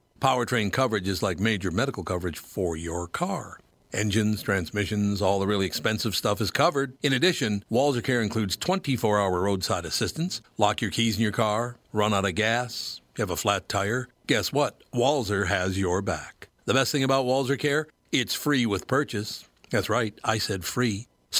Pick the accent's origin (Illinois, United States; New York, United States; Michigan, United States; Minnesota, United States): Minnesota, United States; Minneapolis; I did a lot of golfing when I was growing up in North Minneapolis, no question.